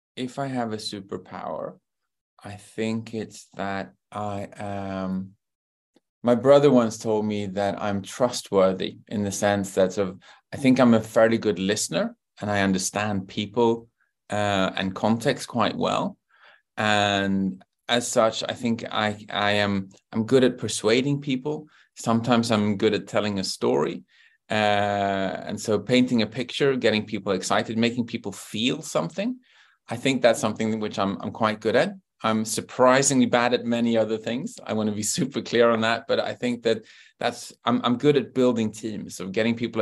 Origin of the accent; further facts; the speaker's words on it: London, United Kingdom; I grew up in Great Britain, and so I was born in London